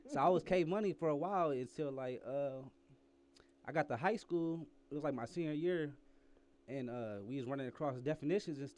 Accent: Fort Wayne, Indiana, United States; also born or lived in Oklahoma City; I'm I'm originally from Fort Wayne, Indiana, but I mean, I've been everywhere. I've been uh I lived in Oklahoma City, Fort Worth, Texas, back and forth.

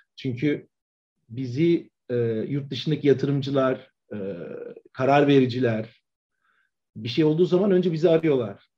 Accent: Edirne, Turkey; moved away as an adult; also born or lived in Ankara; ben Edirne'de doğdum. E, 1982 yılında. E, liseye kadar Edirne'de okudum

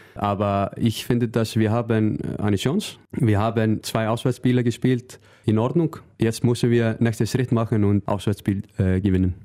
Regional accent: Northeastern Region, Iceland; first language Icelandic; German is a second language; moved away as an adult; now in Germany; mein Verein in, in, in Nordisland

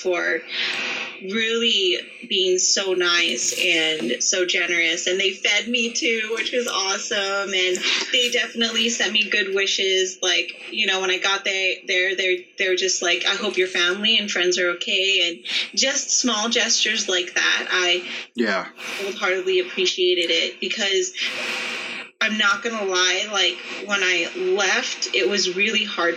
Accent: Las Vegas, Nevada, United States; it was really hard for me to leave my hometown knowing that so much had gone on, because a lot of people don't know, if you live in Vegas, that everyone knows everyone.

